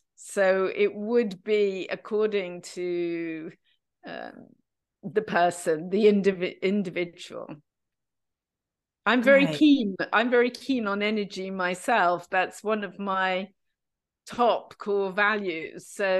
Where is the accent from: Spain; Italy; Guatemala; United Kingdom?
United Kingdom; So Alain is French and Dutch, and I am British. He didn't want to live in London. I didn't want to live in Amsterdam, where he was at the time.